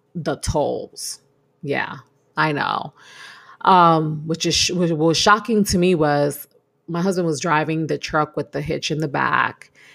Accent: New York, United States; moved away as an adult; I'm a New Yorker, born and raised in New York.

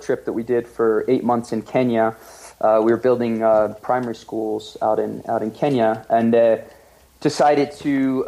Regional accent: Nantes, Pays de la Loire, France; moved away as an adult; also born or lived in Oxford, England / Spain; now in Gold Hill, United States; I grew up in Nantes, which is on the West Coast.

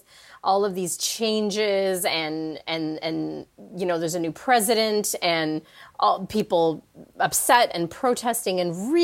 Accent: Canada; now in California, United States; I'm living in the States now in California, but I'm Canadian

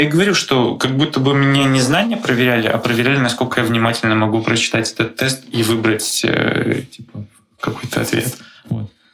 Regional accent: Belarus; now in Prague, Czech Republic; я сам из Беларуси

